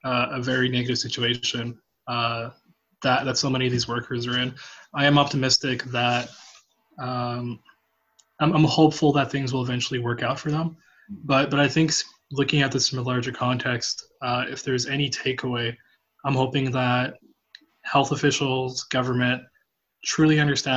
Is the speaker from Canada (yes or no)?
yes; Edmonton, Alberta, Canada; A lot of people always find it funny because, you know, I grew up in Edmonton, and they're like, what, you're in the Navy?